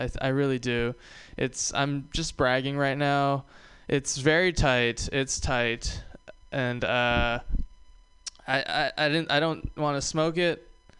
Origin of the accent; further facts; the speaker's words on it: Hawaii, United States; I'm from the South. I'm from Hawaii. This is the southernmost state in the United States.